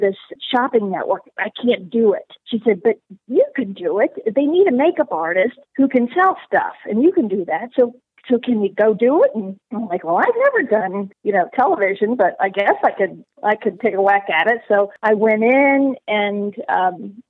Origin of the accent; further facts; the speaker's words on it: Northern Kentucky, United States; moved away as an adult; also born or lived in New York; I grew up in Northern Kentucky.